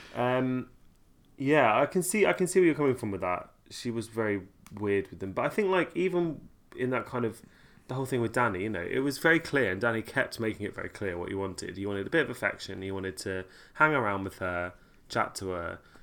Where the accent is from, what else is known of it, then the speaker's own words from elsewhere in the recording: Kent Sussex border, South East England, United Kingdom; I grew up on the Kent Sussex border